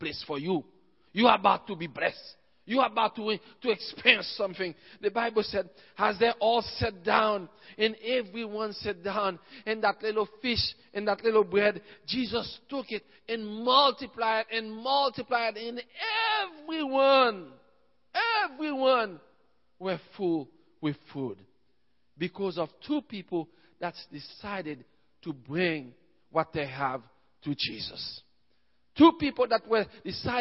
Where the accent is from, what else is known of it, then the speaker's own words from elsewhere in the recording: Haiti; I'm from Haiti